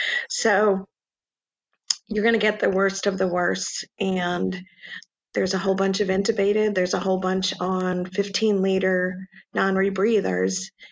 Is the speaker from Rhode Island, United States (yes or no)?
yes; Rhode Island, United States; also born or lived in Bronx / Yonkers; So New York City, I was actually born in the Bronx and lived in Yonkers for a while, and then I was raised in Rhode Island.